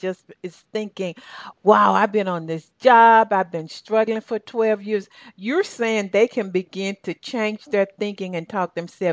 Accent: Southern, United States; accent: Southern; My Australian people, they mark my Southern accent

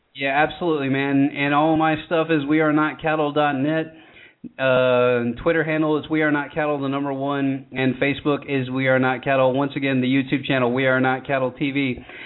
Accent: Georgia, United States; I'm born and raised in Georgia

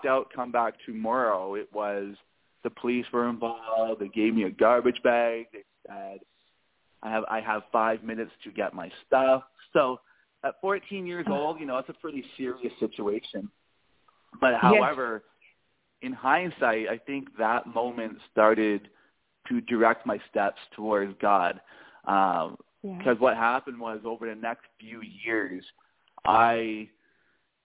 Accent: Toronto, Ontario, Canada; I was born and raised in Toronto, Canada, a beautiful, amazing city.

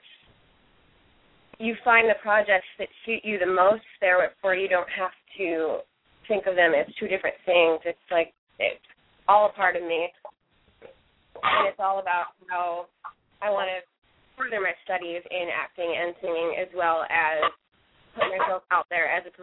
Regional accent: Rochester, New York, United States; moved away as an adult; now in New York City, United States; I'm actually from Rochester, New York

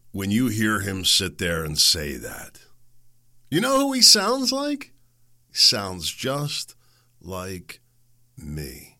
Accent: Chicago, Illinois, United States; I'm from Chicago. Let me tell you the truth.

